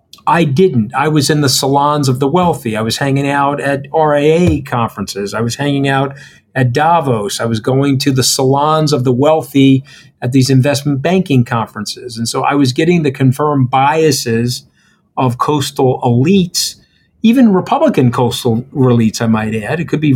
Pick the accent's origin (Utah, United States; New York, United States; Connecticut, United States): New York, United States; you may have had biases against me because I'm a New Yorker